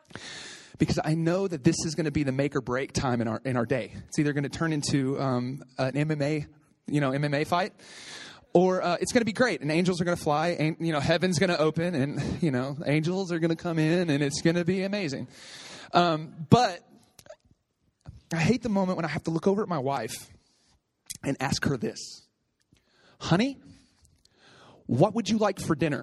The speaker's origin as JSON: {"language": "English", "region": "Oklahoma", "country": "United States", "moved": "yes", "said": "I'm from Oklahoma"}